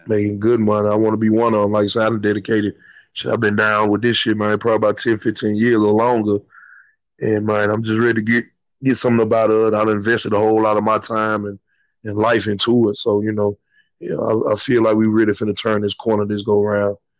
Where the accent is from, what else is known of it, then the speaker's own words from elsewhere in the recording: Memphis, Tennessee, United States; also born or lived in Atlanta / Chicago; I'm from North Memphis